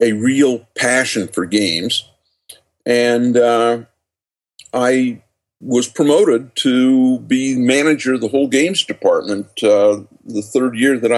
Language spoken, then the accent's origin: English; just outside of Salt Lake City, Utah, United States; born or raised there